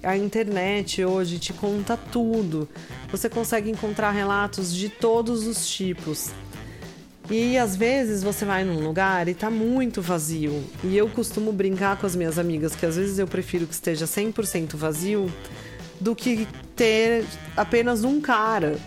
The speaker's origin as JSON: {"language": "Portuguese", "country": "Brazil", "said": "como brasileira, nós como brasileiras"}